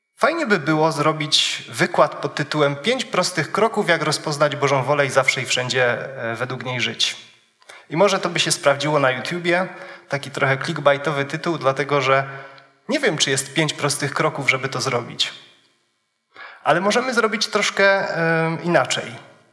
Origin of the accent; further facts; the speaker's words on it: Wisła, Silesian Voivodeship, Poland; moved away; przywiązany do miejsca, z którego pochodzę. Pochodzę z Wisły.